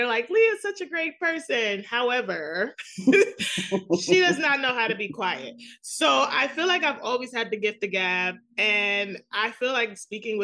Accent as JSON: {"language": "English", "town": "New York City", "region": "New York", "country": "United States", "accent": "thick New York", "said": "I'm from New York City. I have the thick New York accent"}